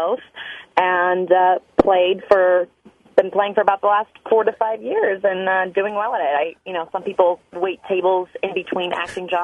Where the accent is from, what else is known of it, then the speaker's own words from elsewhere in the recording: Los Angeles, California, United States; I was born and raised in the Los Angeles area